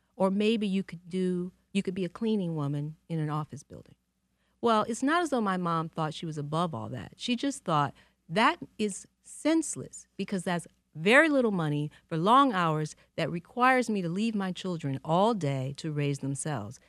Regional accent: Detroit, Michigan, United States; now in New York, United States; I love Detroit, and I loved growing up here.

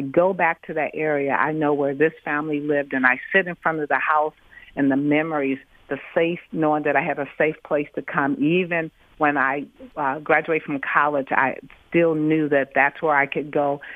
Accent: Detroit, Michigan, United States; I grew up in Detroit and raised here.

